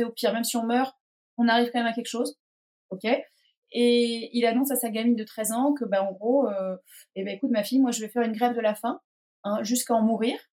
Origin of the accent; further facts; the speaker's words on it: Pornichet, Pays de la Loire, France; moved away as an adult; now in Erquy, France; j'ai grandi à Pornichet, en Loire-Atlantique